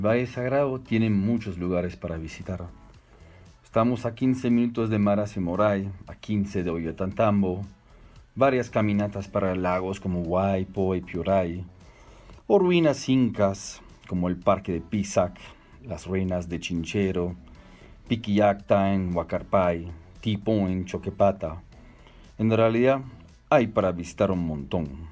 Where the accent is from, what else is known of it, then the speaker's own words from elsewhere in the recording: Strasbourg, Grand Est, France; moved away as an adult; also born or lived in Toulouse, France / Paracas, Peru / Urubamba, Peru; now in Peru; Mis orígenes son francés e italiano. Nací en Francia, en Estrasburgo